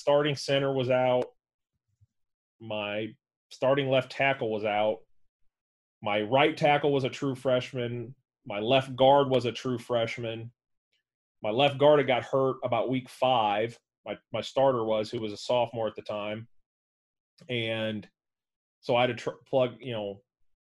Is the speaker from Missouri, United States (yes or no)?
yes; St. Louis, Missouri, United States; growing up in St. Louis when it was the greatest show on turf